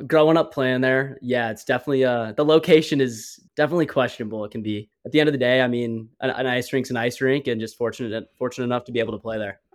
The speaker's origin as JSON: {"language": "English", "town": "Phoenix", "region": "Arizona", "country": "United States", "tie": "born or raised there", "said": "Growing up in Phoenix, Scottsdale area, I pretty much played all over the all over the valley"}